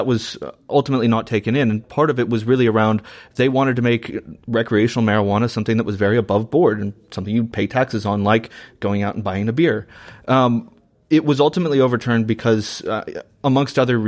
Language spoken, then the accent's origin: English; Washington, United States; my home state of Washington State